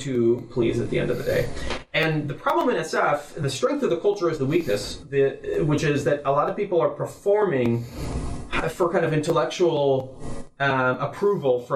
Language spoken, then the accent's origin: English; Israel; moved away as an adult; also born or lived in Jerusalem, Israel; now in San Francisco, United States; I grew up in Israel